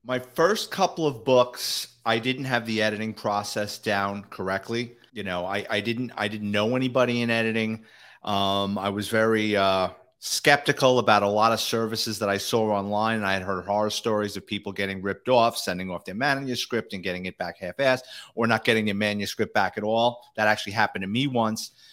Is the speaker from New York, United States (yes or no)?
yes; New York City, New York, United States; I grew up in a neighborhood, I like to say it was Irish, Italian, and the mafia sprinkled